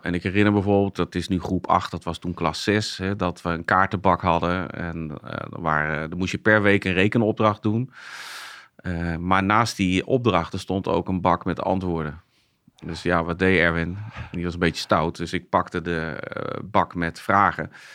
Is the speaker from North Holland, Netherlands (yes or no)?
no; Zeist, Utrecht, Netherlands; ik ben geboren getogen in Zeist